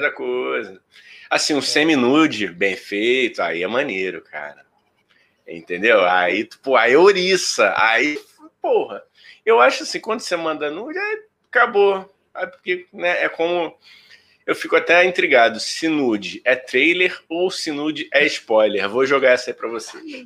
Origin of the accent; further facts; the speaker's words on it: Rio de Janeiro, Brazil; eu que fui criado na Vila da Penha